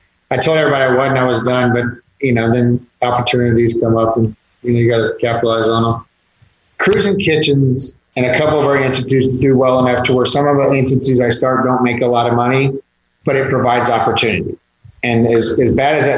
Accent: Georgetown, Texas, United States; also born or lived in Austin, Texas; now in San Antonio, United States; I grew up in Georgetown by Austin, spent some time in Austin

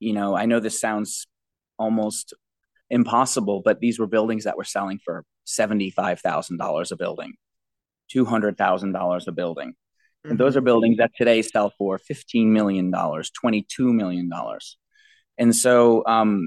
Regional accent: New York City, New York, United States; also born or lived in Brooklyn / Manhattan; I grew up in Jamaica, Queens until I was 16 years old

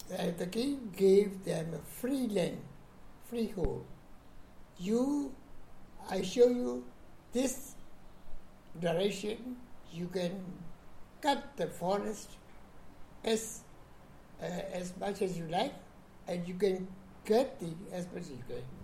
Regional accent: Mandalay, Mandalay Region, Myanmar; now in Yangon, Myanmar; I was born in Mandalay, Upper Burma. See, that date, uh, equivalent, Yaba period, equivalent to 1929, 13 May

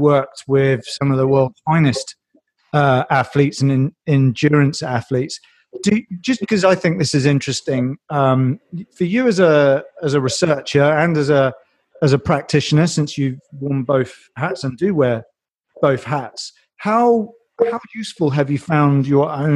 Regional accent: United Kingdom; we're British

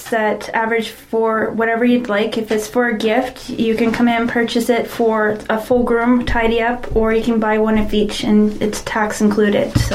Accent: Stayner, Ontario, Canada; I'm originally from Stayner.

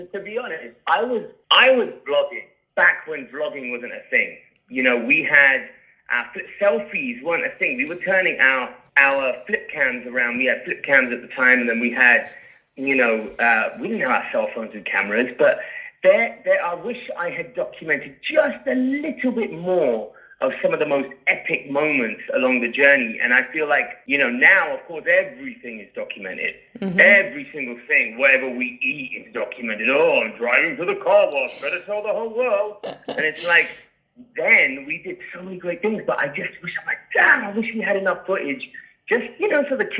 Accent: England, United Kingdom; accent: British; moved away as an adult; now in New York, United States; The British accent

